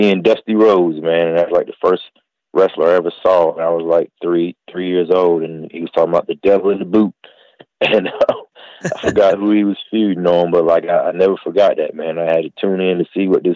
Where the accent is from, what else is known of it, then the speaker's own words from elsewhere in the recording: North Carolina, United States; also born or lived in Queens, New York; I grew up in North Carolina